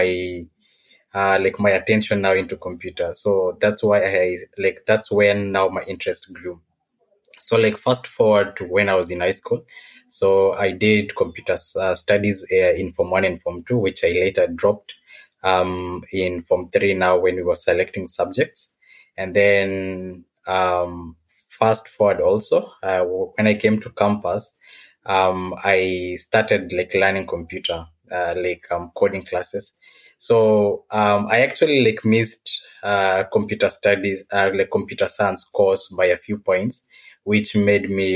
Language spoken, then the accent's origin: English; Nairobi, Kenya; now in Mombasa, Kenya; I'm from Nairobi, Kenya